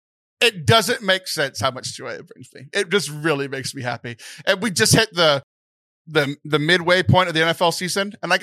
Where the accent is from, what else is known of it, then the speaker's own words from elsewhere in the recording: Houston, Texas, United States; I'm a huge Houston sports fan because I grew up in the Houston area.